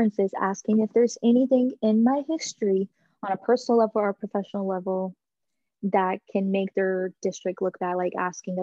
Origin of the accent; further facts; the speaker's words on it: Texas, United States; moved away; my hometown in Texas